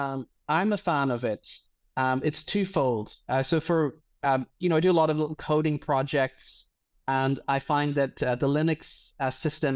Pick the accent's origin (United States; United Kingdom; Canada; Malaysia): United Kingdom; Northern Ireland; moved away as an adult; now in Berlin, Germany; I'm originally from Northern Ireland, but I've lived in Berlin for about the last 8 years or so.